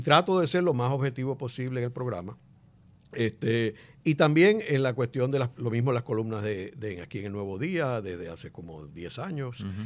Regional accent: Puerto Rico; la perspectiva mía de Puerto Rico

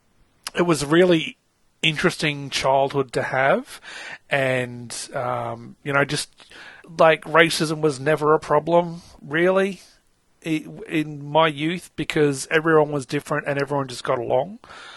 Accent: Papua New Guinea; probably because I grew up in Papua New Guinea, which is, at the time, was a little bit underdeveloped.

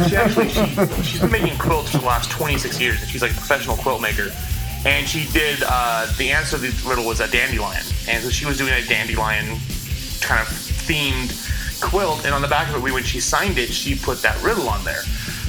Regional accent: Temecula, California, United States; You have to get Wilson Creek almond champagne because that's from my hometown

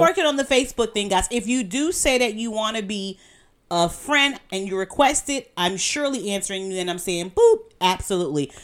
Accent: New York City, New York, United States; moved away; I grew up in Brooklyn.

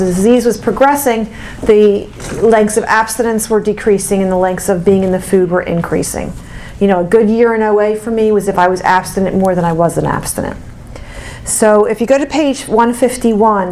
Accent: Mount Laurel, New Jersey, United States; from Mount Laurel, New Jersey

